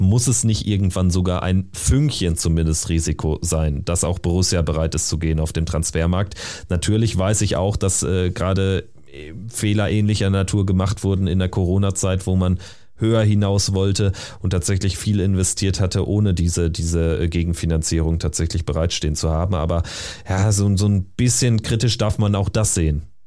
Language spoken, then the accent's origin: German; North Rhine-Westphalia, Germany; durch meine Heimat